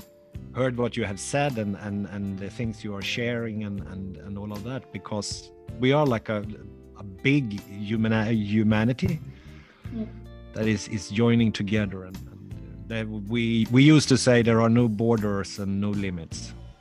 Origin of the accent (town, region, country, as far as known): Sweden; moved away as an adult